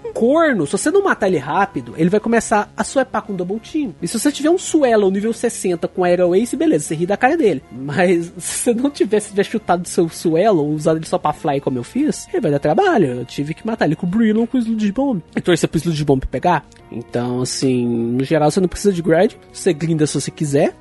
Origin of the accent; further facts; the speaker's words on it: Brazil; eu sou brasileiro